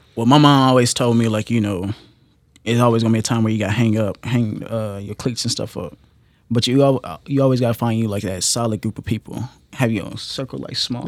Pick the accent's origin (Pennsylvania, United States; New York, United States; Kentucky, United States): Kentucky, United States; Hopkinsville; I'm from Hopkinsville, Kentucky